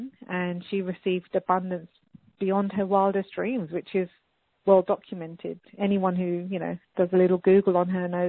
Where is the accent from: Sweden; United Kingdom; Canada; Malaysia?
United Kingdom; England; moved away; also born or lived in United States / Australia; My parents were brought up in India and I was brought up in England, and then I moved to America and Australia